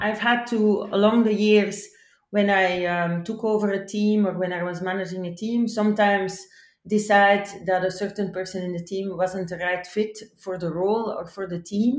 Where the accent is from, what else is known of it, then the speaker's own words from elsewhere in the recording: Belgium; my home country in Belgium